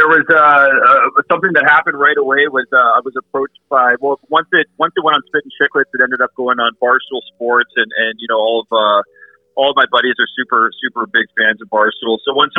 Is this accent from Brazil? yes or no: no; Winnipeg, Manitoba, Canada; moved away as an adult; also born or lived in Nanaimo, BC; now in Victoria, Canada; I'm actually from Winnipeg originally. I moved out here to play soccer for the University of Victoria.